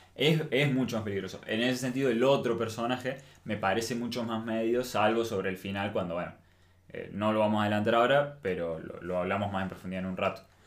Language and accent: Spanish; Argentina; como argentinos